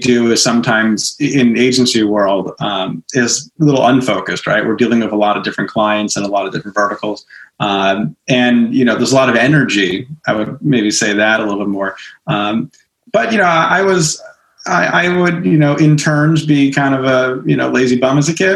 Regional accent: Smithtown, New York, United States; being a teenager and growing up in Smithtown, out in Suffolk County

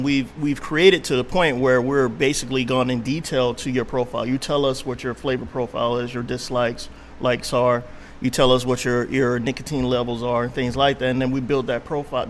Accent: Miami, Florida, United States; So I'm originally from Miami.

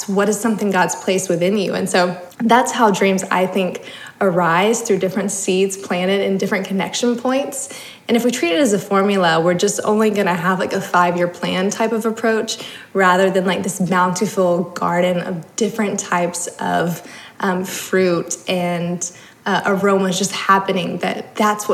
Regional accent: the South, United States; Growing up in the South, in the Bible Belt

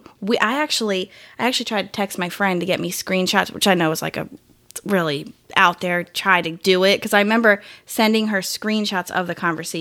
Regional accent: Philadelphia, Pennsylvania, United States; moved away as an adult; I'm from the Philly area, and I moved down here to go to school

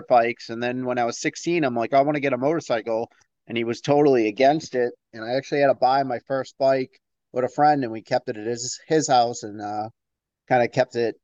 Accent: Billerica, Massachusetts, United States; also born or lived in Tewksbury, Massachusetts; I grew up outside of Boston in a town called Billerica, Massachusetts

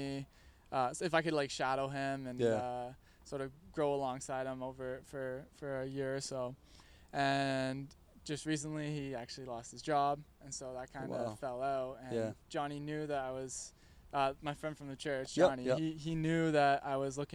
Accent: Virgil, Ontario, Canada; from Virgil, Ontario

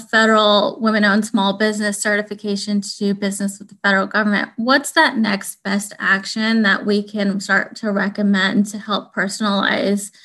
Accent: United States; I am a Pakistani American

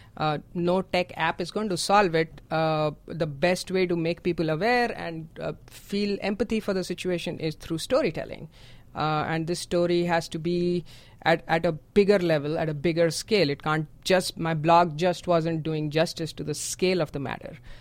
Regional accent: India; moved away; I am from India.

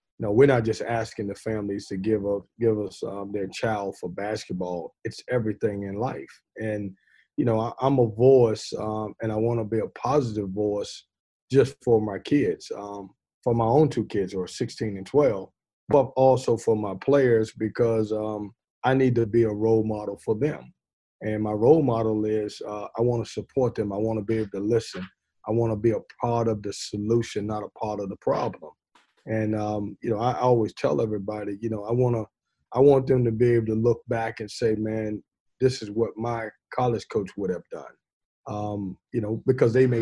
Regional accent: Lynchburg, Virginia, United States; now in Raleigh, United States; I grew up in Virginia

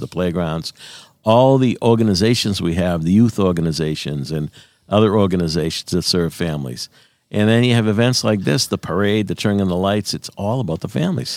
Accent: Quincy, Massachusetts, United States; when I'm away, people say, "Where you from?" I always say, "Quincy."

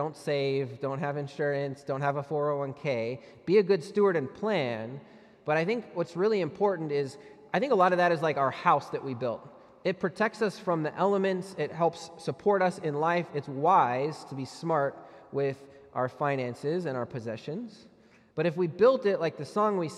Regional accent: United States; we pay as Americans

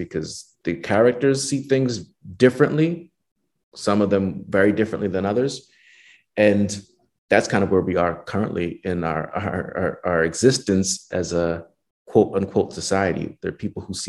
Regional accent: New Jersey, United States; connection to Jersey

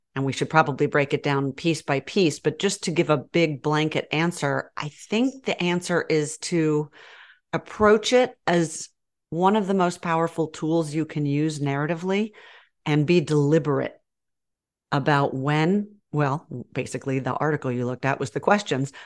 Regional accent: Georgia, United States; accent: southern; also born or lived in New York; now in Texas, United States; I was raised in Georgia and I will get all southern on ya

